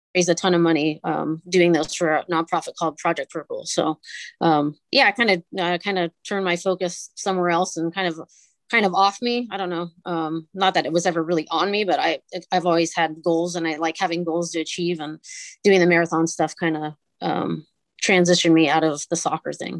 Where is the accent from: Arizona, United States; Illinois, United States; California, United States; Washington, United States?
California, United States; Northern; I grew up in Northern California